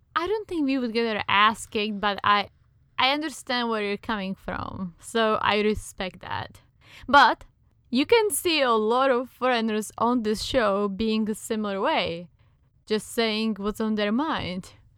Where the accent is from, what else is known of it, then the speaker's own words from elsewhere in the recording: Czechia; accent: Czech; English is a second language; now in United States; I am indeed from the Czech Republic